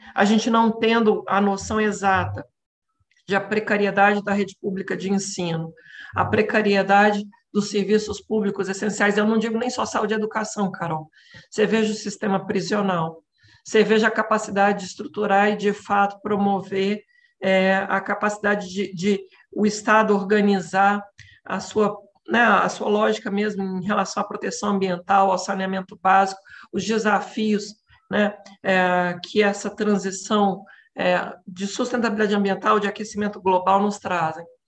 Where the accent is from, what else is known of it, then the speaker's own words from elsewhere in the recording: Minas Gerais, Brazil; moved away as an adult; now in São Paulo, Brazil; eu sou natural de Minas, né, estou em São Paulo há 10 anos